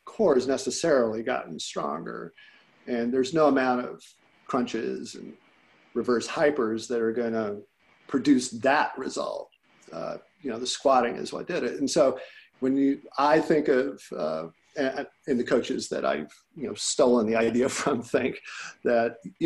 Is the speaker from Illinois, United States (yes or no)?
yes; Illinois, United States; I grew up in Illinois.